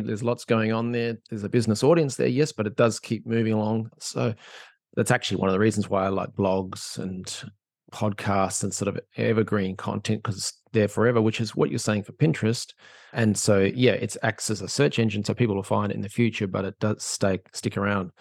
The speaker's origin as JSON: {"language": "English", "country": "Australia", "moved": "yes", "lives_now": "Ireland", "said": "I'm an Australian living in Ireland"}